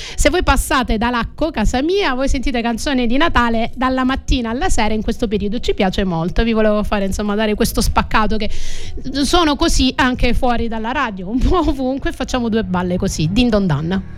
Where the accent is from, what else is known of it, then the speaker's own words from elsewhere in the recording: Crotone, Calabria, Italy; now in Sicily, Italy; sono tornata nella mia terra Calabra o come qualche familiare acquisito siciliano mi dice nel continente e sono tornata nella mia città Crotone